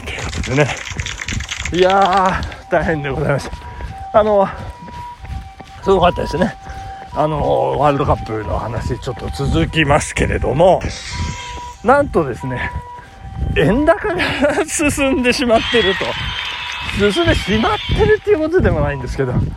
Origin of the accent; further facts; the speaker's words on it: Nagano, Japan; 長野市のね、私の実家